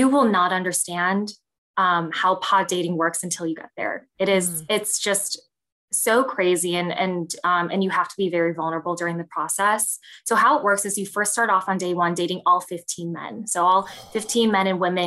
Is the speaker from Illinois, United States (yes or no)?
yes; Vernon Hills, Illinois, United States; also born or lived in Chicago, Illinois; So I was born in Chicago in Ravenswood. And then I grew up in the Chicago suburbs. So I grew up in Vernon Hills, which is about 45 minutes up north from the city.